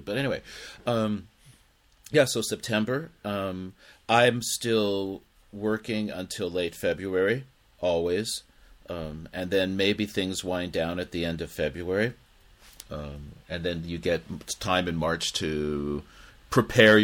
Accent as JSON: {"language": "English", "country": "United States", "moved": "as an adult", "lives_now": "Japan", "said": "as an American"}